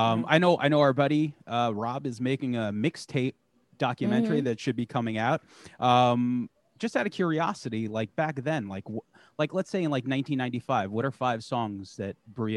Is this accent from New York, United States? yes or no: yes; Long Island, New York, United States; We're from Long Island